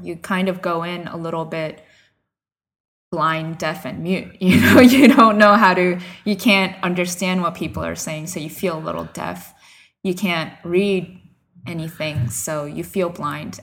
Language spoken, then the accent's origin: English; United States; moved away as an adult; also born or lived in Nagoya, Japan; I'm from the New York, New Jersey area, I've been a missionary in Nagoya, Japan for the past three years